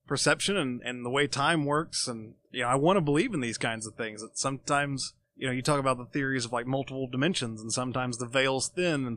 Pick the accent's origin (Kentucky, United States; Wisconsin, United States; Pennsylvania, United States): Kentucky, United States; Georgetown; I'm from Georgetown.